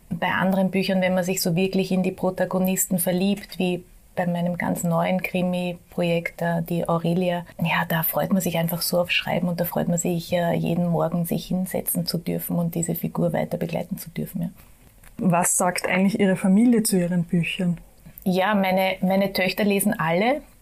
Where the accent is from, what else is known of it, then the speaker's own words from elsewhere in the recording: Vienna, Austria; habe mein ganzes Leben lang, also 52 Jahre bis jetzt hier gelebt